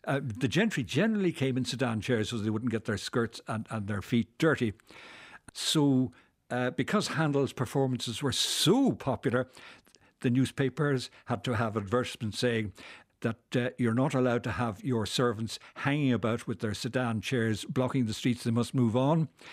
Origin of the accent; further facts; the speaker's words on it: Dublin, Leinster, Ireland; now in Belfast, United Kingdom; I'm a Belfast, uh, inhabitant, but I'm from Dublin.